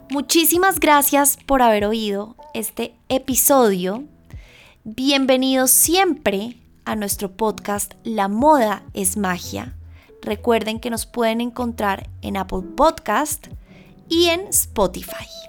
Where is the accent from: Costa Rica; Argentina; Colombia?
Colombia; moved away as an adult; Colombia, que es el lugar en donde yo nací y crecí